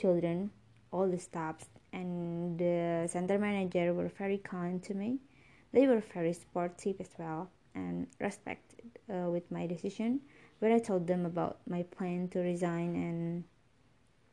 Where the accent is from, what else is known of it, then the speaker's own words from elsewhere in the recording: Indonesia; from Indonesia